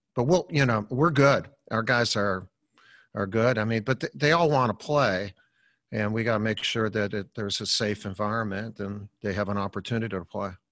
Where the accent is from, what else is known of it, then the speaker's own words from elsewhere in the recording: Chicago, Illinois, United States; growing up in Chicago, we lived on a in, in a Columbus Park uh, uh schoolyard